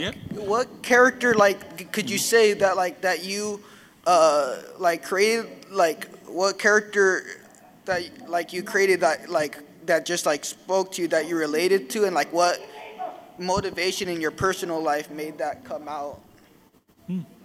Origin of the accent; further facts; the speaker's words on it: Chino Hills, California, United States; I'm from Chino Hills, California